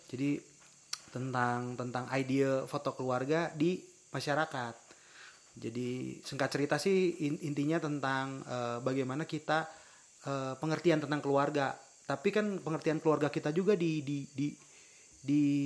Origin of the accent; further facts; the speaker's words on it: Tasikmalaya, West Java, Indonesia; accent: Sundanese; saya lahir di Tasik Malaya